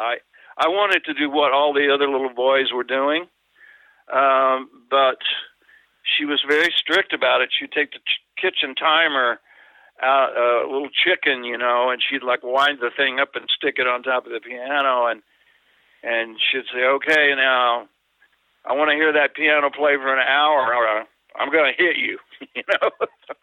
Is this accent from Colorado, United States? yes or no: no; Elk City, Oklahoma, United States; I was born in Elk City, Oklahoma, on what we call the Mother Road